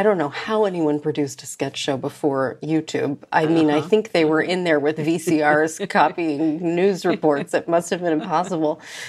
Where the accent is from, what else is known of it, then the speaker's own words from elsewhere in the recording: United States; But also as an American, it's like our collective way of processing so many things.